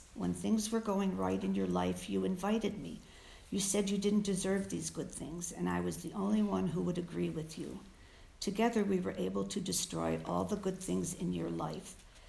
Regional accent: Illinois, United States; also born or lived in Chicago; My earliest recollection of wanting to overeat was when I was 4, and we lived in the country in Illinois. We moved from Chicago.

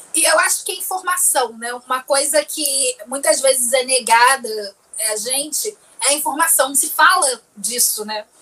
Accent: São Gonçalo, Rio de Janeiro, Brazil; Morava em São Gonçalo, saí de São Gonçalo para ir para a usina.

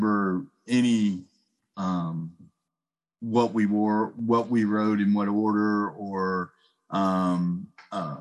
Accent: Ohio, United States; I'm also from Ohio

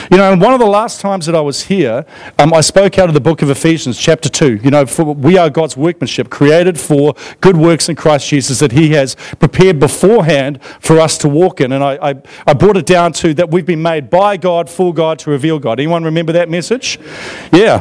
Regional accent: Australia; moved away; I grew up in Australia in the 1980s

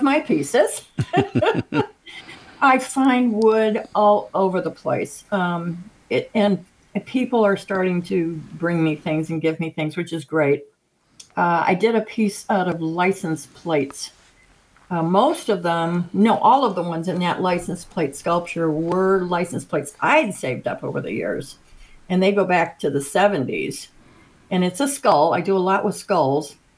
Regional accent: Naperville, Illinois, United States; I was born and raised in Naperville, Illinois, which is a suburb west of Chicago

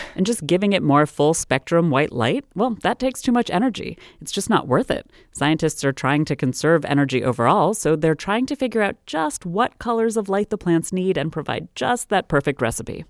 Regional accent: Maryland, United States; my home state of Maryland

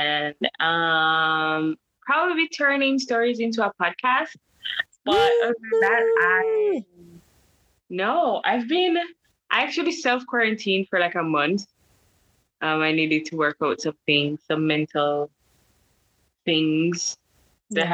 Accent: Kingston, Jamaica; moved away as an adult; also born or lived in France; Jamaican, born and raised, Kingstonian. I'm from Kingston

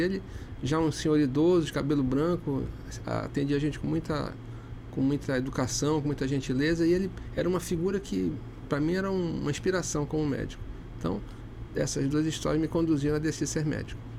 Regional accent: Amazonas, Brazil; sou amazonense

